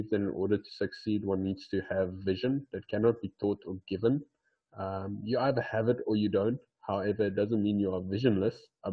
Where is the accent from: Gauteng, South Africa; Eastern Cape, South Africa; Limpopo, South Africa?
Eastern Cape, South Africa; Port Elizabeth; I'm from South Africa, called in a little city in South Africa called Port Elizabeth